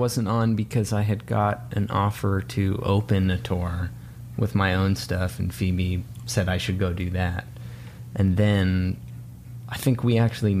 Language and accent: English; Boston, Massachusetts, United States; also born or lived in New York / Nashville; now in Los Angeles, United States; I'm from New York. Or I'm from Boston originally. And then I lived in New York. And then I lived in Nashville.